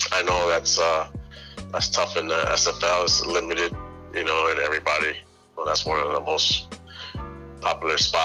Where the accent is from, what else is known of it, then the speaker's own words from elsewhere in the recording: Springfield, Massachusetts, United States; I'm from Springfield, Mass.